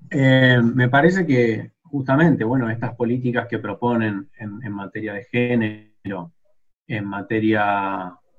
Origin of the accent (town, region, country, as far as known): Argentina